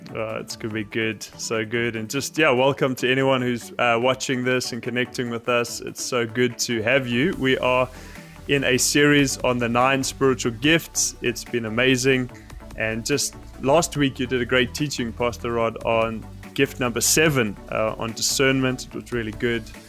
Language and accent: English; South Africa; I grew up in South Africa